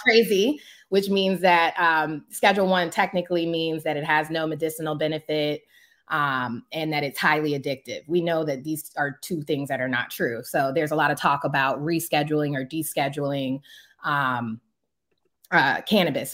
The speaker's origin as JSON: {"language": "English", "area": "Prince George's County", "region": "Maryland", "country": "United States", "tie": "born or raised there"}